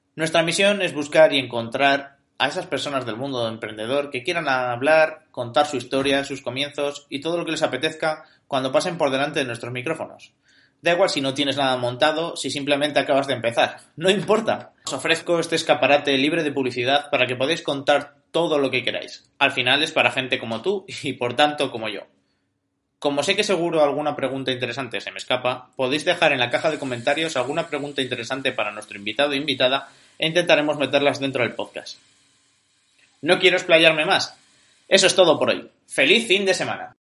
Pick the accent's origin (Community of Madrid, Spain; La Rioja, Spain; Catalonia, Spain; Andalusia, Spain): La Rioja, Spain; Logroño; Nacido y criado en mi Logroño natal